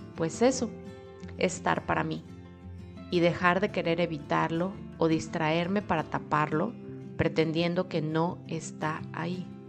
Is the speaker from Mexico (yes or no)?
yes; Mexico; moved away as an adult; now in Europe; Ya tengo años viviendo sola en mi propia casa en México